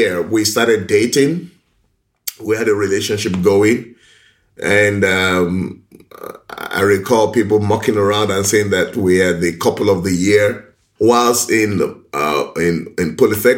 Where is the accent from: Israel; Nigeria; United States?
Nigeria; Ibadan, Oyo; also born or lived in Lagos; I was born in Ibadan, in Oyo State in Nigeria. I schooled in Lagos. I grew up in a very stable home.